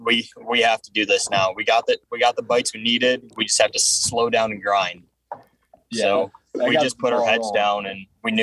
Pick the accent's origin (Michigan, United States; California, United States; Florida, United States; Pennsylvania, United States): Michigan, United States; Saline; I'm from Saline, Michigan, just right outside of Ann Arbor.